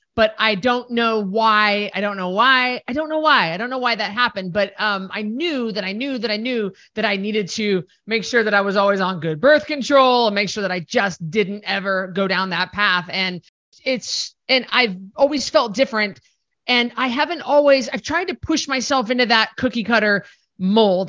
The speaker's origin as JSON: {"language": "English", "region": "Idaho", "country": "United States", "said": "We're both from Idaho"}